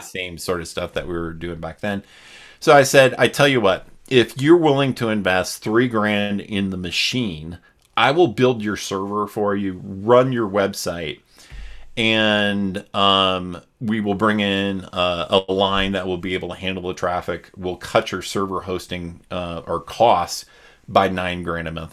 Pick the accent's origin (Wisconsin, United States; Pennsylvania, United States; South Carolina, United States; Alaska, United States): Wisconsin, United States; I grew up in Wisconsin